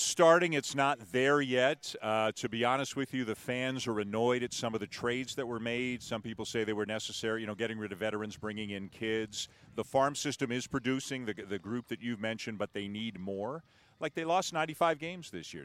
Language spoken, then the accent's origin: English; Toronto, Ontario, Canada; I'm from Toronto